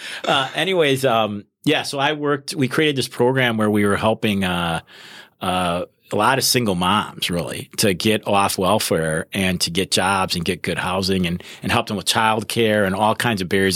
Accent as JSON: {"language": "English", "region": "Wisconsin", "country": "United States", "tie": "born or raised there", "also_born_or_lived": "Minnesota", "moved": "as an adult", "said": "I was, uh, born and raised in Wisconsin"}